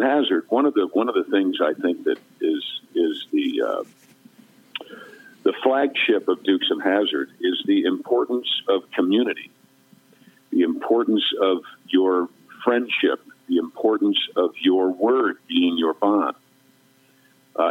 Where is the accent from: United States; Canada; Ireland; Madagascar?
United States; Westchester County, New York; I'm actually from Westchester County, New York